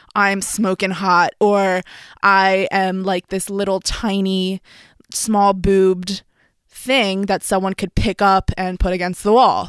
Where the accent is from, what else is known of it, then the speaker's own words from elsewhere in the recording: Philadelphia, Pennsylvania, United States; I'm from Philadelphia